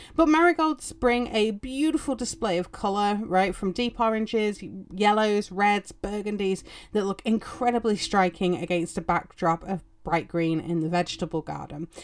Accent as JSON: {"language": "English", "region": "England", "country": "United Kingdom", "said": "or as we know them in England"}